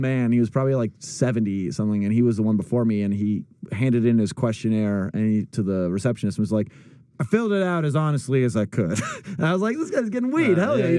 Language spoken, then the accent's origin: English; Northern California, United States; moved away as an adult; I was from Northern California, which, if you ask me, should be two different states because like we were like completely different.